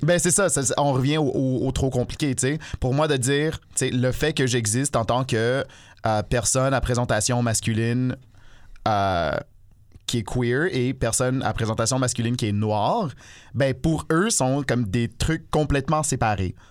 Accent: Ontario, Canada; en plus d'être, euh, un noir, je suis un franco-ontarien

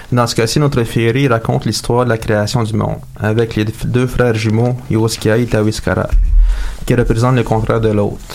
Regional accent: Montreal, Quebec, Canada; je viens de Montréal et je réside à Montréal depuis 10 ans.

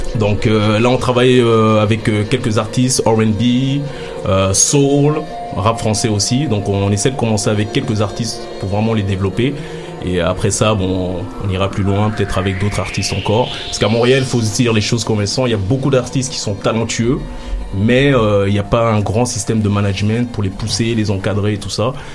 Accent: Belgium; also born or lived in Kinshasa, DR Congo; artiste néo Congo, à Kinshasa, j'ai grandi en Belgique

